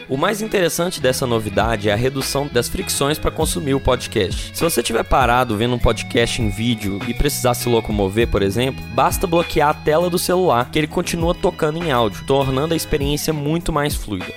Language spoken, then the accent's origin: Portuguese; Brazil; nós brasileiros